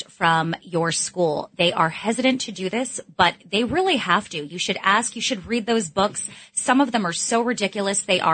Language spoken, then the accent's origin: English; New York City, New York, United States; I was born and raised in Manhattan